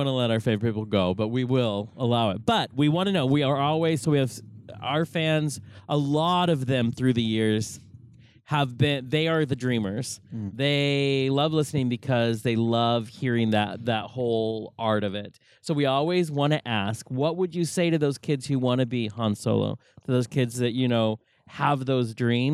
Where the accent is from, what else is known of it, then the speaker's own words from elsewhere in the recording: Wenatchee, Washington, United States; My hometown is the middle of that state.